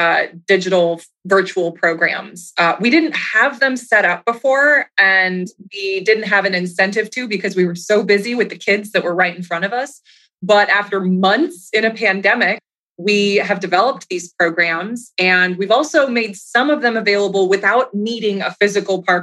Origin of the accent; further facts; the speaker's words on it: Minnesota, United States; now in Tennessee, United States; I grew up in the Midwest in Minnesota